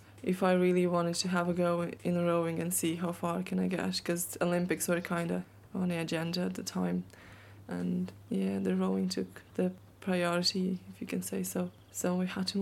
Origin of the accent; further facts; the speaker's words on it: Latvia; now in Ireland; I'm not Irish. I'm Latvian with an Irish passport